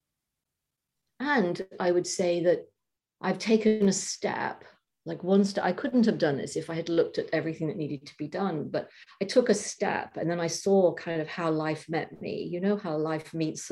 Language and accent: English; England, United Kingdom; moved away as an adult; now in United States; I'm moving back to England.